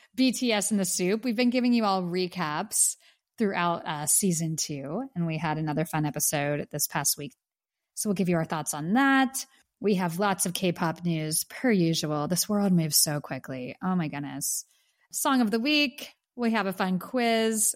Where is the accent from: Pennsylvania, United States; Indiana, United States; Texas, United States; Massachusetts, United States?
Pennsylvania, United States; Pittsburgh; moved away; my hometown of Pittsburgh